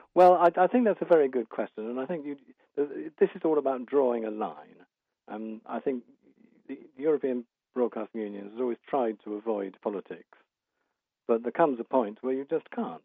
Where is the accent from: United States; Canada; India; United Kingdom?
United Kingdom; as a Brit